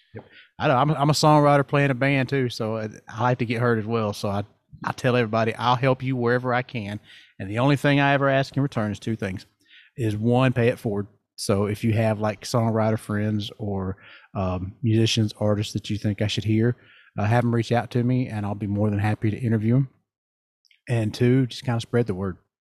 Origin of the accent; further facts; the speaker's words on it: the South, United States; I'm from the South